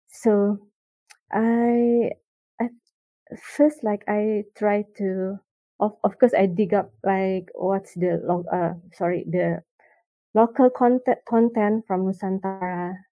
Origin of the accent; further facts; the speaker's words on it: Jakarta, Indonesia; also born or lived in Bandung; I grew up in Jakarta, and then after um, the college, I stay in Bandung.